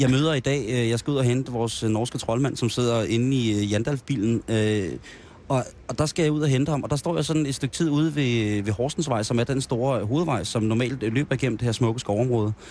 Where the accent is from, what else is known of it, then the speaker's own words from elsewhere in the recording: Roskilde, Zealand, Denmark; jeg vil sige, jeg er jo Roskilde-dreng, så jeg vil også sige, at der bliver delt krammer ud på Roskilde.